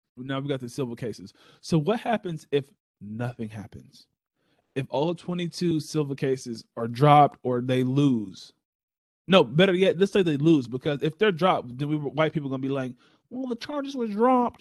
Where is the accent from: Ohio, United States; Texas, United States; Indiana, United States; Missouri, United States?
Texas, United States; as a Texan